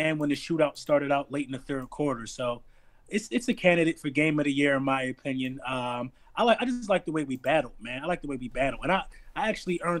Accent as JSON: {"language": "English", "town": "Philadelphia", "region": "Pennsylvania", "country": "United States", "said": "I'm from North Philadelphia"}